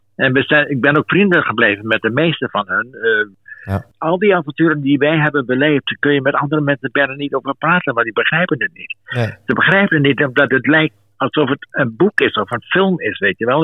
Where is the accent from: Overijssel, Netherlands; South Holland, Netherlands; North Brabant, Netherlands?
Overijssel, Netherlands; Twente; moved away as an adult; also born or lived in South Africa / London; ik kwam uit Twente